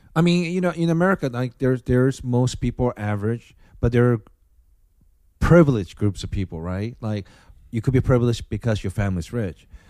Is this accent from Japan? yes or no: yes; Osaka, Japan; now in United States; my hometown, Osaka